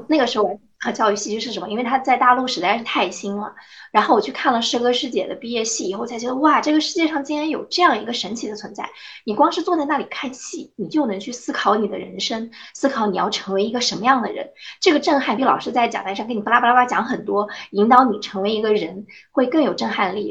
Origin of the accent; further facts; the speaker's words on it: Anhui, China; 我的家乡在安徽，我是一个安徽姑娘。但是由于我父母从小是做生意的原因，所以我在安徽的很多城市都待过